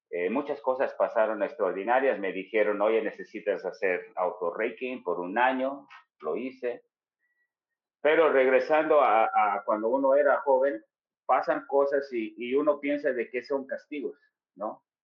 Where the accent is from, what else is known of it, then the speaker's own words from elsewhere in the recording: Chicago, Illinois, United States; yo crecí toda mi vida en Chicago, toda